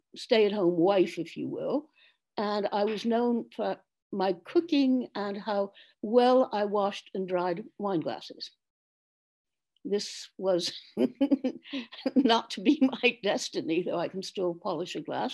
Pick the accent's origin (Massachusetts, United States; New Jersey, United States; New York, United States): New York, United States; moved away as an adult; now in Burgundy, France; I grew up in New York